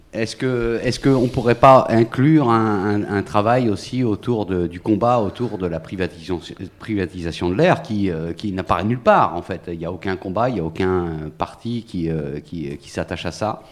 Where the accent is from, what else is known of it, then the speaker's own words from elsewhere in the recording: Finistère, Brittany, France; Je suis originaire du Finistère